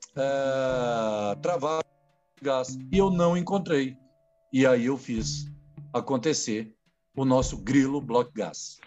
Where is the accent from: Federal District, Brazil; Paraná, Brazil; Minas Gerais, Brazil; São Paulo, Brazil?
Federal District, Brazil; Brasília; aqui em Brasília, eu sou de Brasília